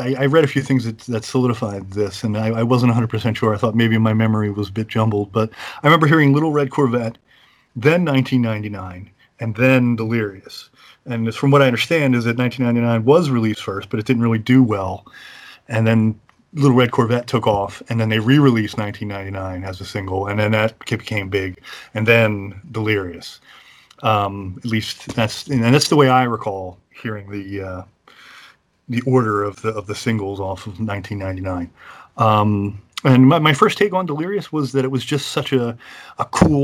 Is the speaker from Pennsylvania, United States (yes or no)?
yes; Philadelphia, Pennsylvania, United States; I grew up in the Philadelphia area, born and raised